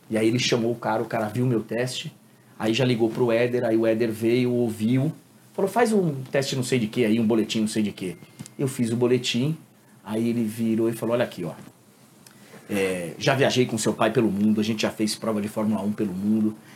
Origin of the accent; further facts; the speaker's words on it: Guarulhos, São Paulo, Brazil; born there; Apesar de ter nascido aqui nasci em Guarulhos.